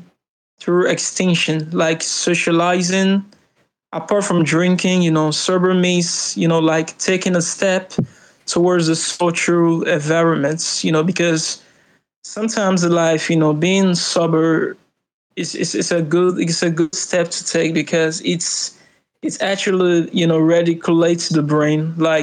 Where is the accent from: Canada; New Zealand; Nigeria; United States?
Nigeria; I'm from Nigeria.